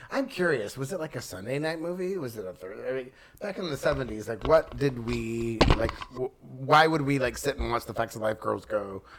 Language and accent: English; Texas, United States; I grew up in Texas.